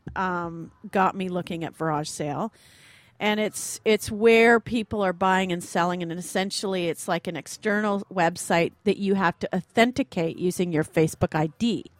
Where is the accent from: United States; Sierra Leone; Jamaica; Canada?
Canada; Ottawa, Ontario; I grew up in Ottawa